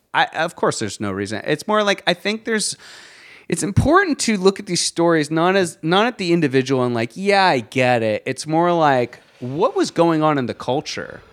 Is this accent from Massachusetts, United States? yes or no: no; Virginia, United States